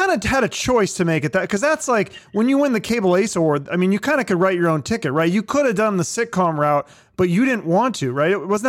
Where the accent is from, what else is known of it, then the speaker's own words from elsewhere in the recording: Seattle, Washington, United States; I grew up in Seattle. And so our neighborhoods were just like I lived next to Jewish people and Iranian and just regular, you know, just a mix.